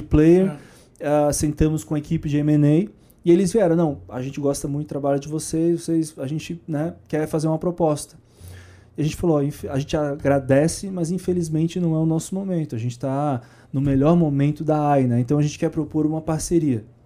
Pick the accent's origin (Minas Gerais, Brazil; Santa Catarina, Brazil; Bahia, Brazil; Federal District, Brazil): Santa Catarina, Brazil; Florianópolis; moved away; Eu nasci lá, né? É. Então eu voltei para lá.